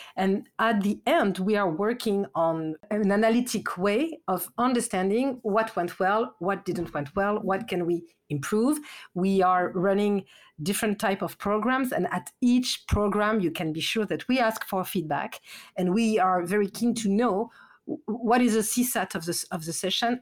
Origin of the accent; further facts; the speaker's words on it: France; accent: French; English is a second language; my accent, I'm French.